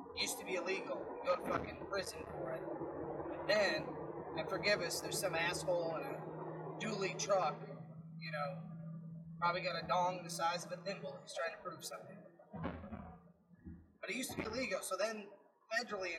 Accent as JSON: {"language": "English", "region": "Illinois", "country": "United States", "tie": "born or raised there", "moved": "yes", "lives_now": "Florida, United States", "said": "I grew up in Illinois"}